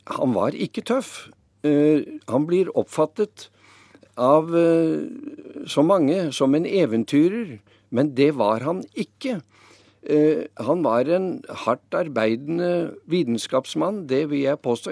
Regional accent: Lillehammer, Innlandet, Norway; jeg vokste opp på Lillehammer, så langt vekk fra havet som mulig

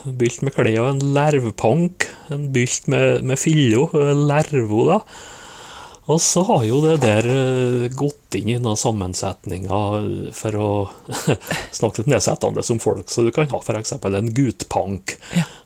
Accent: Møre og Romsdal, Norway; som nordmøring så bør det nå være bra hjemme her

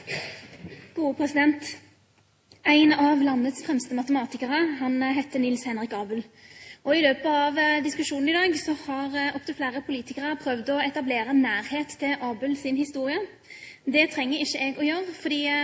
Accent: Bjørheimsbygd, Rogaland, Norway; Jeg ble født i Bjørhinsbygd. Det er et uh, bitte lite sted med bare noen hundre innbyggere.

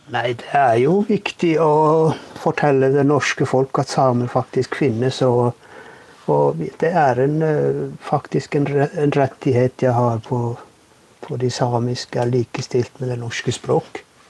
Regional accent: Masi, Finnmark, Norway; jeg er en person ifra Masi.

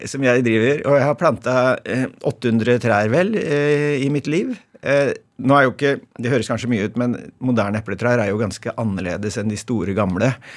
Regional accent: Halden, Østfold, Norway; Jeg vokste opp i Halden

